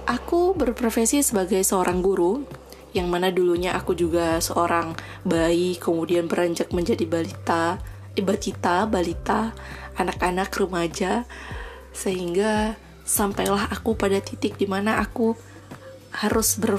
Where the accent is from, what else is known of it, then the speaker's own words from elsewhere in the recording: Pidie Jaya, Aceh, Indonesia; Nah, aku berasal dari Aceh, tepatnya di Kabupaten Pidijaya.